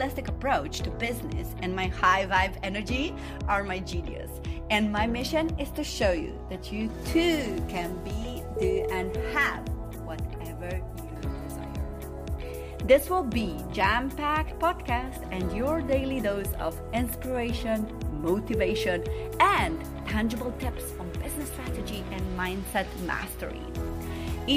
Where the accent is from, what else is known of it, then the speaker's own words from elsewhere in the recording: Slovenia; English is a second language; moved away; I didn't speak my language, my country language, good enough, because I am an immigrant daughter, and you know, Slovene was not my first language, but I needed to use it in school. But I was born to Bosnian parents